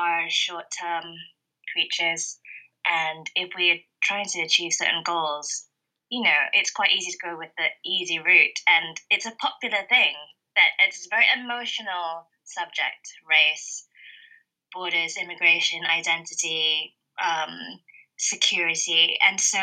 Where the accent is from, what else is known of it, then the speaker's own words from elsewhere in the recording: Malaysia; now in United Kingdom; I grew up in Malaysia, which is an ex-colony, ex-British colony